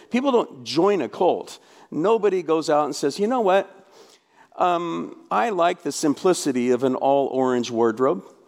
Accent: Portland, Oregon, United States; also born or lived in North Carolina; I grew up in Portland, Oregon

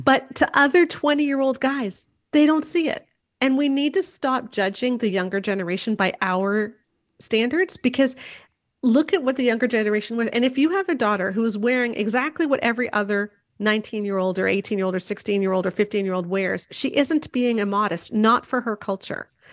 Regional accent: Canada; I'm Canadian

